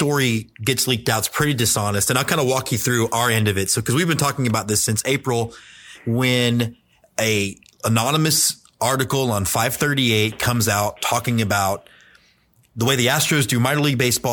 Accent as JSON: {"language": "English", "town": "Houston", "region": "Texas", "country": "United States", "tie": "born or raised there", "also_born_or_lived": "Austin, Texas", "said": "I grew up in Houston, Texas"}